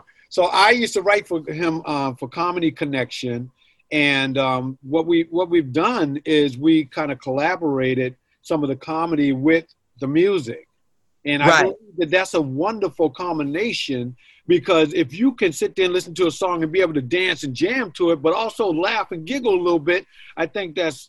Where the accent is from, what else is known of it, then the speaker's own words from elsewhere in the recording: Boston, Massachusetts, United States; You know, they come from my hometown here in Boston, Mass.